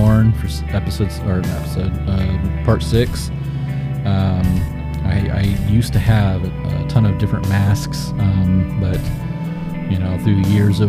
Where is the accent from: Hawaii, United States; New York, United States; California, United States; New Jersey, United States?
California, United States; Orange County; We're from Orange County